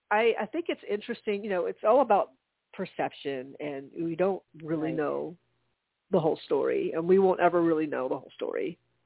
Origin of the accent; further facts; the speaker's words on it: United States; as an American